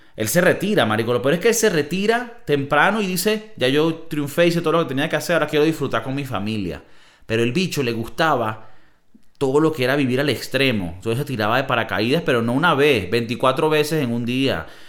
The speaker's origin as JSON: {"language": "Spanish", "country": "Venezuela", "moved": "yes", "lives_now": "Spain", "said": "en nuestro país también, Venezuela"}